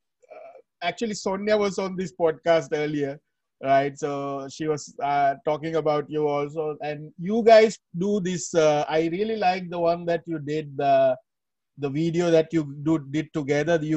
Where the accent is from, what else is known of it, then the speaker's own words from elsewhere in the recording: Sri Lanka; I'm from Sri Lanka